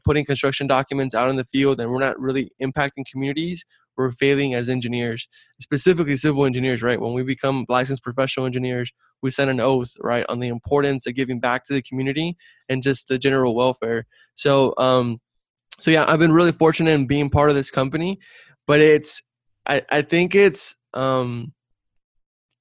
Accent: Brownsville, Texas, United States; I'm originally from South Texas, from Brownsville, Texas. Raised by a single mom. I grew up very humble beginnings

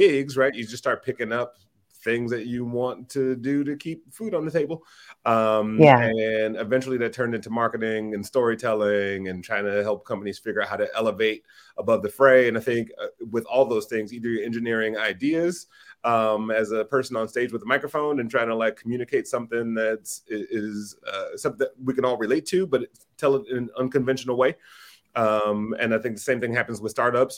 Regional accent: Detroit, Michigan, United States; also born or lived in Southfield, Michigan; I grew up in Detroit. For real Detroiters, part of my growing up was in Southfield

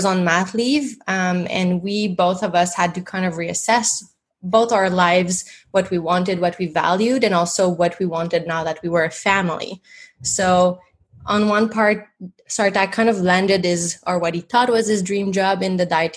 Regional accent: Montreal, Quebec, Canada; first language French; English is a second language; moved away as an adult; I'm from Montreal. So my first language is in French.

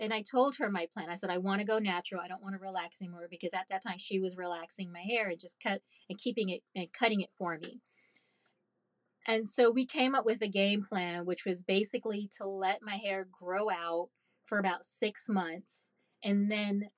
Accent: Haiti; moved away; I'm Caribbean. I'm from Haiti.

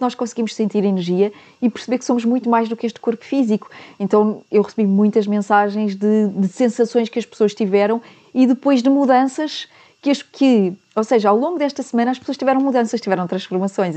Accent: Portugal; nós portugueses

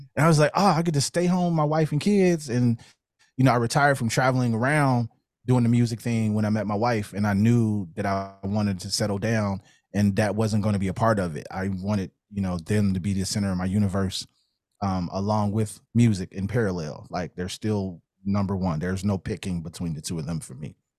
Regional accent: Chicago, Illinois, United States; moved away as an adult; also born or lived in Cincinnati area, Ohio; born and raised in Chicago on the West Side

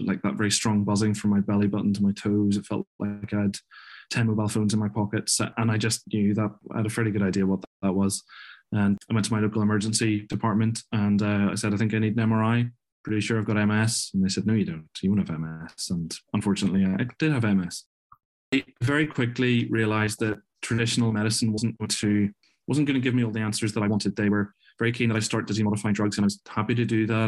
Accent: Belfast, Northern Ireland, United Kingdom; also born or lived in Glasgow, Scotland; I'm from Northern Ireland. I was originally from Belfast.

